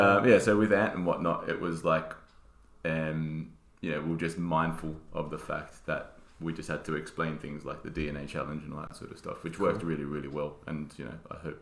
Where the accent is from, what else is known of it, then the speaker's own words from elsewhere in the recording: Australia; I'm full Aussie. Sorry. Like as in I was born there and then I have Italian parents.